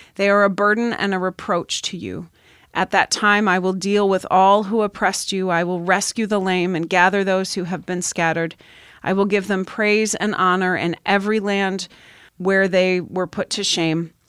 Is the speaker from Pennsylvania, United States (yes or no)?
yes; Pennsylvania, United States; moved away; I grew up in Pennsylvania, so I still get harassed for how I say certain things